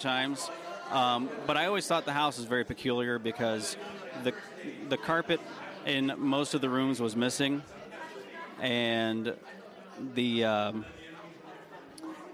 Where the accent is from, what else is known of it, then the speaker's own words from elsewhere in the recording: Tennessee, United States; I grew up in Tennessee